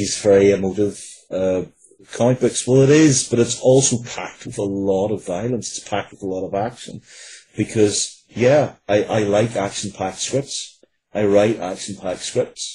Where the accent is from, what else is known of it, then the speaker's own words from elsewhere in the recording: Northern Ireland, United Kingdom; growing up in Northern Ireland, where violence was just a part of life